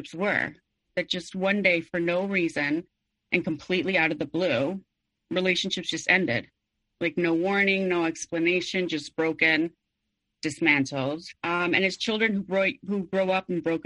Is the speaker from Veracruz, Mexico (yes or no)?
no; Mexico City, Mexico; I was born and raised in Mexico City